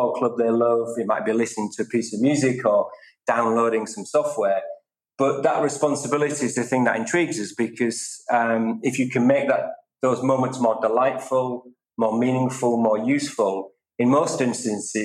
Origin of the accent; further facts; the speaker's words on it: England, United Kingdom; I'm very proud of being British and English, but I'm also European